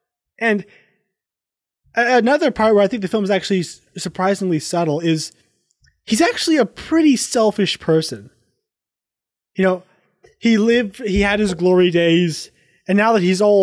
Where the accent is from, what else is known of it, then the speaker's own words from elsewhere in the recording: the South, United States; growing up in the South